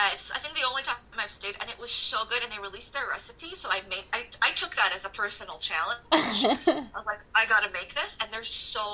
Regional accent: Jordan; moved away as an adult; now in Toronto, Canada; I was born and raised in Jordan in the Middle East

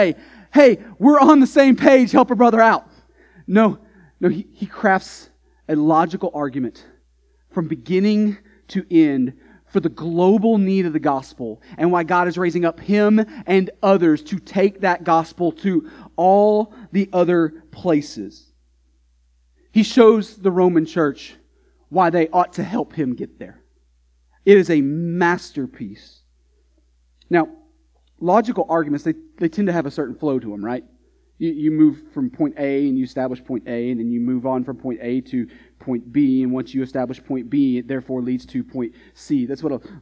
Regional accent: Texas, United States; now in New England, United States; growing up in Texas

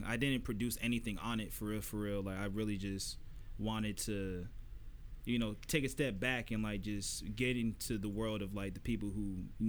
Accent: Florida, United States; I'm from Florida

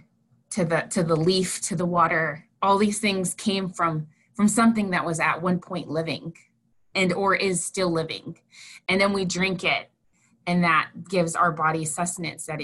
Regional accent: North Central South Dakota, United States; I grew up in North Central South Dakota, and I was raised by my grandparents.

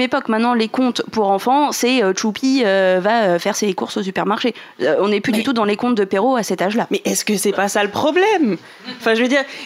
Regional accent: Normandy, France; nous qui sommes normands

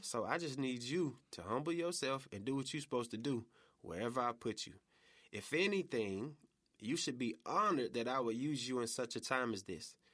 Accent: College Park, Georgia, United States; moved away as an adult; also born or lived in Atlanta; now in Memphis, United States; Atlanta, uh, by way of College Park

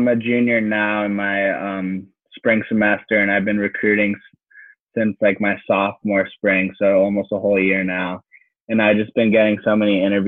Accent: South Florida, United States; I'm originally from South Florida. I lived here my whole life

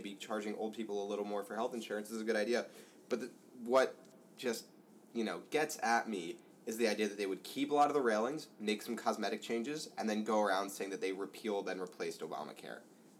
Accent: New Jersey, United States; I'm from New Jersey.

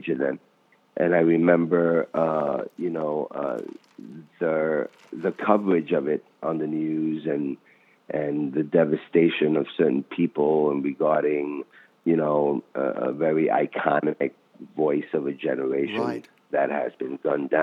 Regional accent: New York City, New York, United States; I grew up in the Bronx

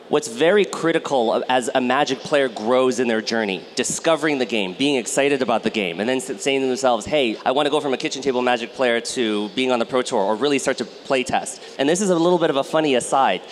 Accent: United States; I grew up in the United States

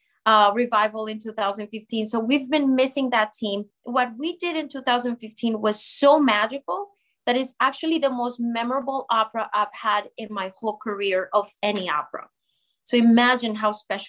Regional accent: Colombia; moved away as an adult; now in United States; my home country of Colombia

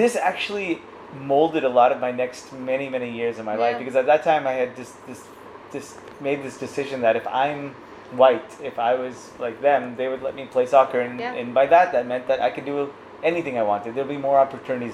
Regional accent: Huntington Beach, California, United States; moved away as an adult; also born or lived in New York City, United States; now in Mumbai, India; I grew up in Orange County, California, in Huntington Beach

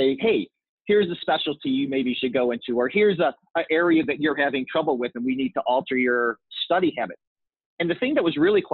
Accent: St. Louis, Missouri, United States; I'm an Irish Catholic boy from the Midwest. I'm from St. Louis.

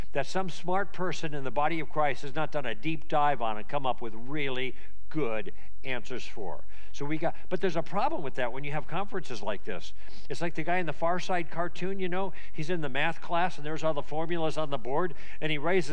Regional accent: Southern California, United States; I'm from Southern California

